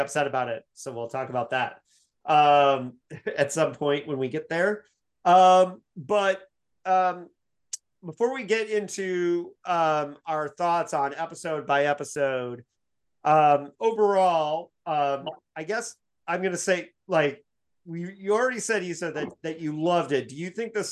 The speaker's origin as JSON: {"language": "English", "town": "Bloomington", "region": "Indiana", "country": "United States", "tie": "born or raised there", "said": "Captain Janeway statue in Bloomington, Indiana, my hometown"}